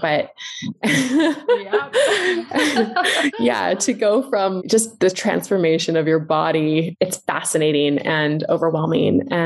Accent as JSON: {"language": "English", "town": "Vancouver", "region": "British Columbia", "country": "Canada", "lives_now": "Penticton, Canada", "said": "I'm from Vancouver too"}